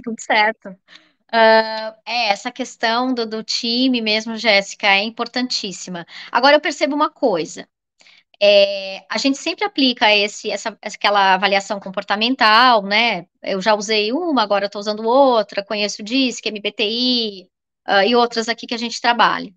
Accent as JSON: {"language": "Portuguese", "town": "Florianópolis", "region": "Santa Catarina", "country": "Brazil", "said": "sou aqui de Florianópolis"}